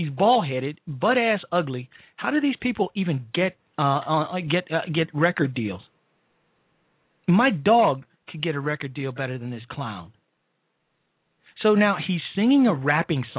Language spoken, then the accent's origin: English; Chicago, Illinois, United States; Chicago, my hometown